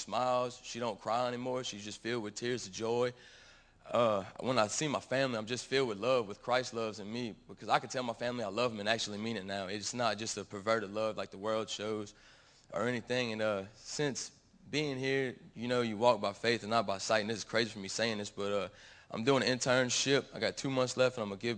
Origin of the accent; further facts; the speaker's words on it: Gonzales, Louisiana, United States; I'm from Gonzales, Louisiana